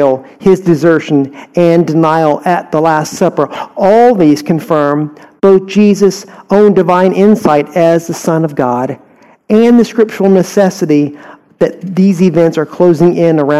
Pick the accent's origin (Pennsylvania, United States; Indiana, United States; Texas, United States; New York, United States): Texas, United States; Houston; you can probably tell from my strong accent, I was born and raised here in Houston